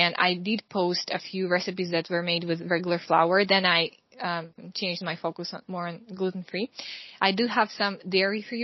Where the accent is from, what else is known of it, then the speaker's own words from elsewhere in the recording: Russia; moved away as an adult; also born or lived in Ukraine; now in Hungary; I am originally from Russia. I grew up in both Russia and Ukraine.